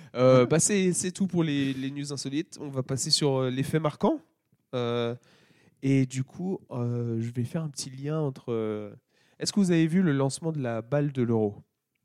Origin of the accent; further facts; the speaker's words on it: France; je suis français